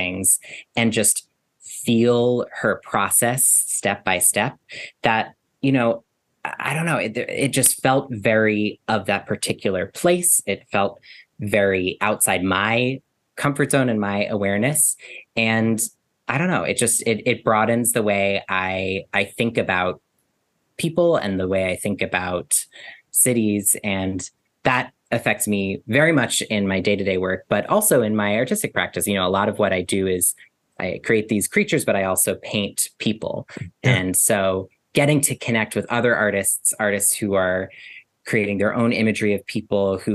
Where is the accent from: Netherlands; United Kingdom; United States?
United States; New York City, New York; I grew up in New York City. I spend most of my time in New York City